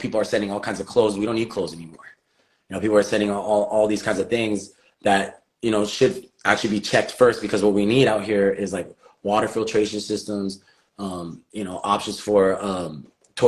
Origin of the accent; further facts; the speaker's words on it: Hawaii, United States; as Native Hawaiian people